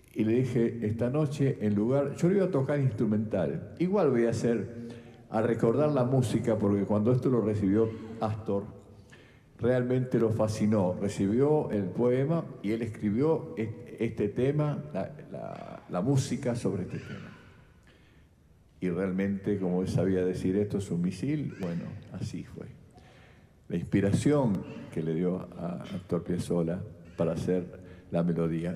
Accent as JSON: {"language": "Spanish", "town": "San Eduardo", "region": "Santa Fe", "country": "Argentina", "moved": "yes", "said": "soy del sur de Santa Fe. Digo venado tuerto por referencia, pero yo soy de un pueblito chiquitito, San Eduardo, está al lado eso"}